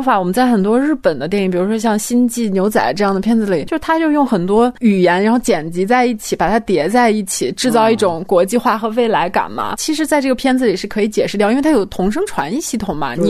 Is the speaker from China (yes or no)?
yes; China; 这次我并不会因为我也是中国人，就觉得这么表达就是一件非常。